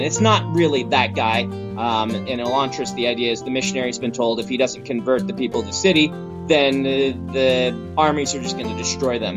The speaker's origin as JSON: {"language": "English", "region": "Nebraska", "country": "United States", "tie": "born or raised there", "moved": "as an adult", "lives_now": "Utah, United States", "said": "Growing up in Nebraska, which is very green"}